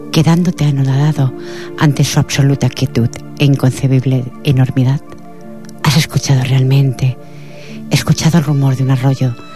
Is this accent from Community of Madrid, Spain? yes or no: no; Badalona, Catalonia, Spain; born there; Nací en Badalona, Barcelona, el 7 de febrero de 1967.